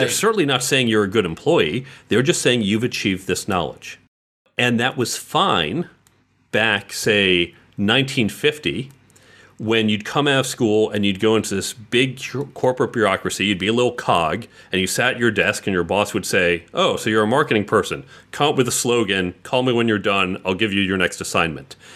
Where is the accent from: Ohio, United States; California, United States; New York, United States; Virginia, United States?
New York, United States; New York City; also born or lived in Westchester / New Jersey; I was born in the city itself, and I would say the suburbs of the city, usually within about an hour or so of the city, uh, for a good deal of my life